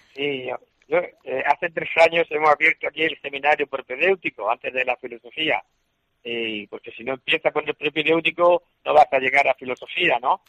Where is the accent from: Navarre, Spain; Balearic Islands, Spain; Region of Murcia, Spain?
Region of Murcia, Spain; El Palmar; moved away as an adult; now in Gurué, Mozambique; en el Palmar, donde yo nací, fui bautizado, primera comunión, donde entré en el seminario